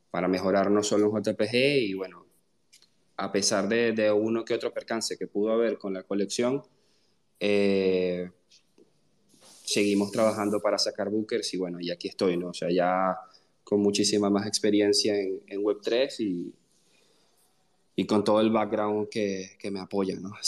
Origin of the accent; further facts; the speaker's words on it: Venezuela; Eh, bueno … soy venezolano, eh, tengo 29 años y soy ingeniero en computación.